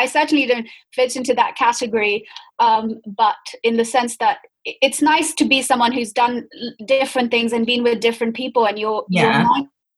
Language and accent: English; Pakistan; so I'm Pakistani, and actually one of the main reasons I wanted to do the Anglo-Israel scholarship was because I wanted to go work in Israel.